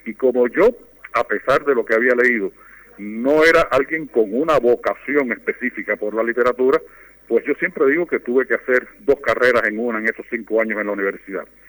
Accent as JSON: {"language": "Spanish", "country": "Cuba", "tie": "born or raised there"}